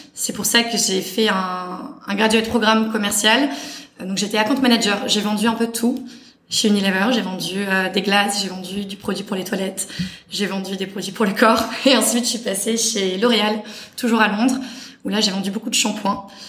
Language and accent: French; Paris, Île-de-France, France; moved away as an adult; also born or lived in London; j'ai grandi dans l'Ouest parisien, euh, Boulogne-Billancourt est le, le 16e